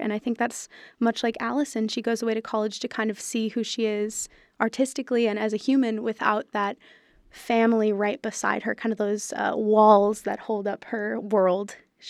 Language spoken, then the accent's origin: English; Fargo, North Dakota, United States; moved away; I'm really far away from home. I'm from Fargo, North Dakota.